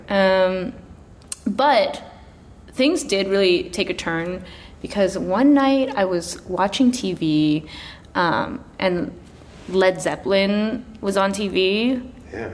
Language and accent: English; Chilliwack, British Columbia, Canada; also born or lived in Dagenham, London, England; now in Toronto, Canada; my family moved to Canada when I was three, so I grew up mostly in a town called Chilliwack, British Columbia